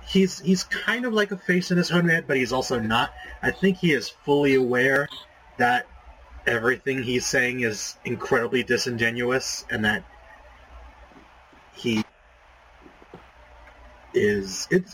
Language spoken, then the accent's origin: English; Louisiana, United States; I'm from Louisiana.